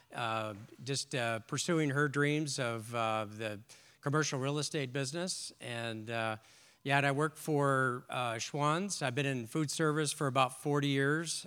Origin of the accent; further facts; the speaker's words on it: Long Beach, California, United States; I grew up on the West Coast in, in Long Beach, California